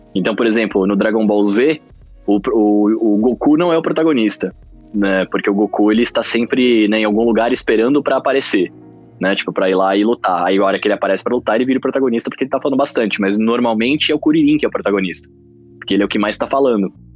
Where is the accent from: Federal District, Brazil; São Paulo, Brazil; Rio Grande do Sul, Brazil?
São Paulo, Brazil; also born or lived in Rio de Janeiro; eu nasci em São Paulo, depois eu fui morar no Rio de Janeiro um tempo, morei três anos lá. Aí voltei para São Paulo, e aí tô aqui desde então. Já moro aqui desde que eu tenho acho que 8, 9 anos de idade